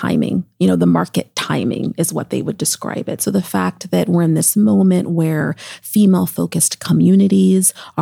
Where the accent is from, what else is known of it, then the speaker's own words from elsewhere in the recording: Seattle, Washington, United States; now in New York, United States; Seattle's my hometown.